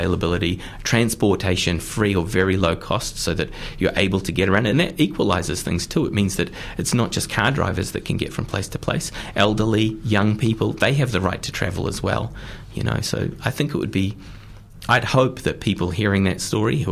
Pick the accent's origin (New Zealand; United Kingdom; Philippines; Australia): New Zealand; Auckland; I'm from Auckland, and there was a street up the road from us, Madeline Avenue